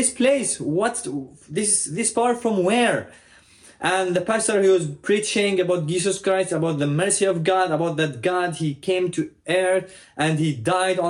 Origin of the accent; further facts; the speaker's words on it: Yemen; I was born and raised into a Muslim family in Yemen